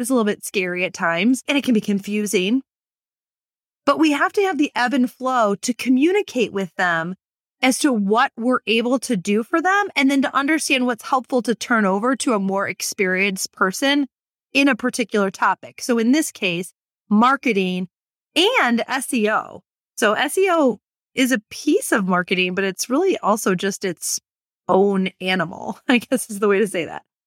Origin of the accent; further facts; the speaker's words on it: Michigan, United States; moved away; my home state of Michigan